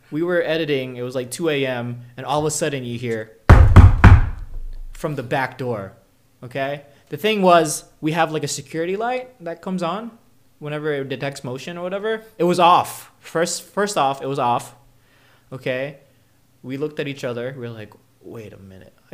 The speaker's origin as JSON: {"language": "English", "region": "North Carolina", "country": "United States", "said": "hey, I'm from North Carolina"}